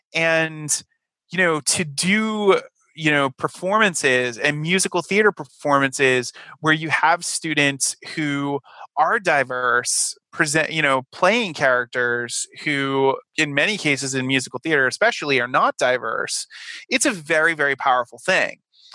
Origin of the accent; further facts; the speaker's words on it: Rhode Island, United States; I was coming from Rhode Island and, I was lucky enough to not have the Peter Griffin accent that, some of my colleagues from Rhode Island, had, because I had had all the theater training